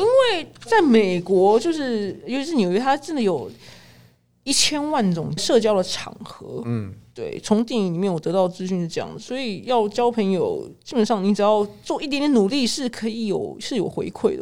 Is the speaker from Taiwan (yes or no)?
yes; Taiwan; 但是我们台湾人